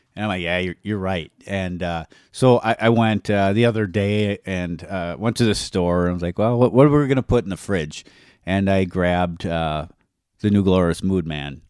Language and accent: English; Wisconsin, United States; we're from Wisconsin